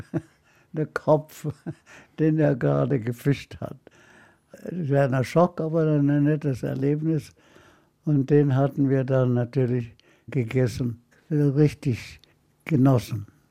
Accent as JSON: {"language": "German", "town": "Haifa", "region": "Haifa District", "country": "Israel", "tie": "born or raised there", "also_born_or_lived": "Nablus, Palestine", "moved": "yes", "lives_now": "Munich, Germany", "said": "wir wohnten in der sogenannten deutschen Kolonie in Haifa"}